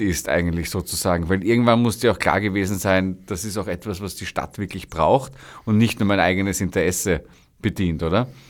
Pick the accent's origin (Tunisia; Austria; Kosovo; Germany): Austria; Vienna; Kind des ersten Bezirks